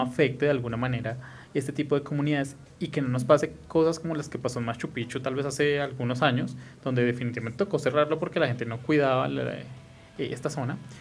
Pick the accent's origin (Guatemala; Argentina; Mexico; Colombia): Colombia; Bogotá